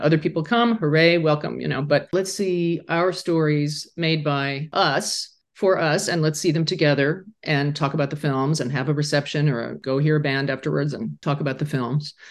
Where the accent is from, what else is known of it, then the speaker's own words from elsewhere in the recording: Laramie, Wyoming, United States; moved away; my hometown where I grew up, a quietly closeted high school student